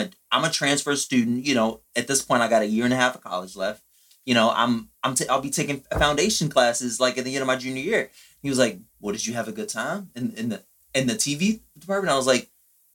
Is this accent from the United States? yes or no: yes; Chicago, Illinois, United States; also born or lived in Houston; I grew up in Chicago